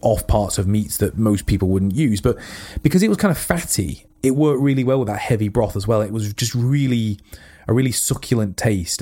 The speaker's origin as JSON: {"language": "English", "country": "United Kingdom", "said": "as British, we are"}